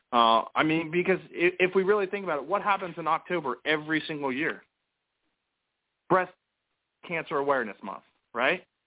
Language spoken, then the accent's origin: English; United States; us as American people